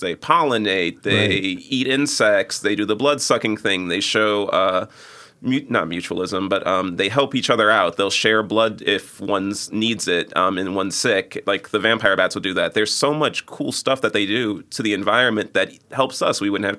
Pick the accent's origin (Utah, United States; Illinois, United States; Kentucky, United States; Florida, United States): Illinois, United States; Chicago; Yeah. 95th and Halsted. Like I'm far south side